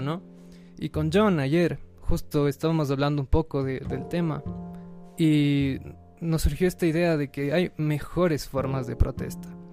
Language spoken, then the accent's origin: Spanish; Ecuador; Nosotros como ecuatorianos